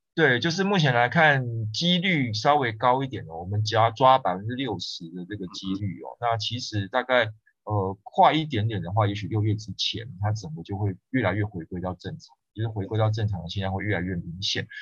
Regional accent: Taiwan; 我们台湾这边

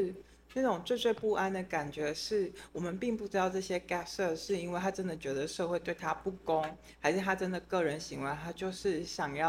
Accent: France; 这些人我们法国人叫他 g a s s e r 就是破坏者。

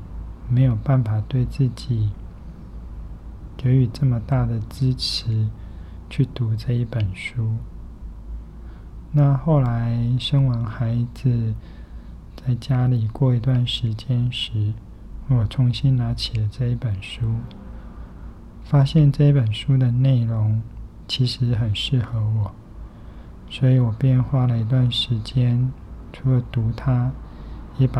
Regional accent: Kaohsiung, Taiwan; now in Taipei, Taiwan; 这本书陪我陪非常久了，是我从高雄来台北拿上来的几本书之一。算算也快二十多年了。

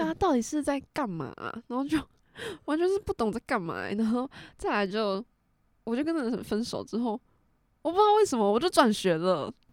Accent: southern Taiwan, Taiwan; 我们是南部人，所以可能会带一点台语

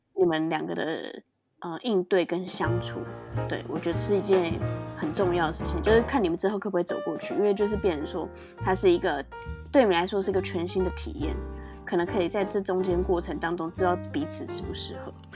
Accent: Japan; 我日本人。

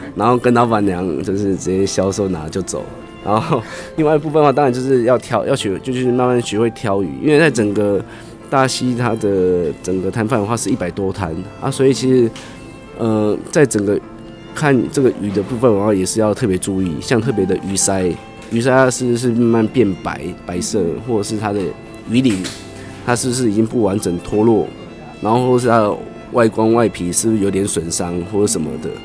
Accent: Toucheng, Yilan County, Taiwan; 我是民，民国七十二年出生，所以就已经生长在大溪这个地方

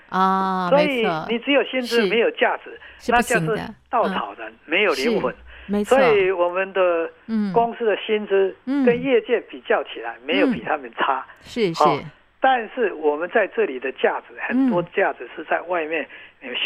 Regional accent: Taiwan; 是我的故乡，嗯嗯，他的香蕉是全台湾最好的，

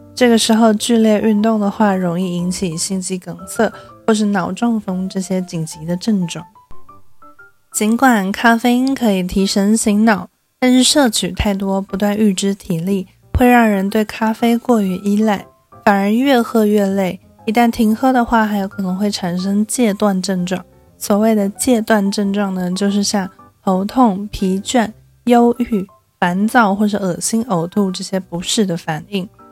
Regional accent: Taipei, Taiwan; 一个土生土长却常常被误认为是不会讲中文的台北人

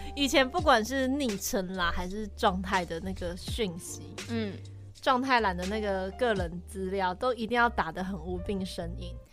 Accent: southern Taiwan, Taiwan; now in Taipei, Taiwan; 我自己钟爱是我家乡那边

